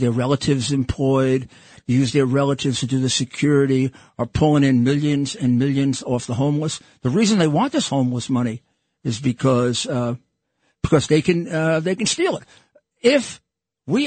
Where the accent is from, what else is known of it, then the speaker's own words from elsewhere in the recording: New York City, New York, United States; I grew up in Brooklyn as a Yankee fan